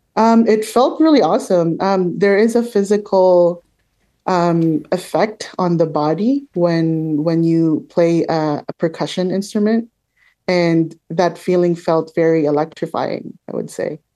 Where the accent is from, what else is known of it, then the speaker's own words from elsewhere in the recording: Manila, Metro Manila, Philippines; now in Toronto, Canada; I grew up in the Philippines in Manila